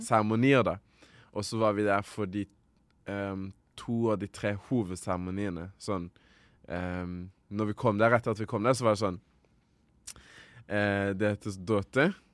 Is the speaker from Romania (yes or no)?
no; Rwanda; now in Norway; Rwanda, eh, mitt hjemland, der jeg kommer fra, mamma og pappa, hele slekta